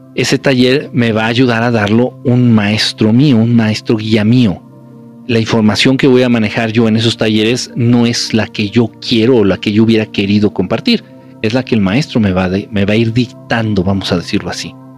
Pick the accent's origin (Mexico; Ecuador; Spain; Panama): Mexico; moved away; nací en México y que mucho tiempo he vivido en México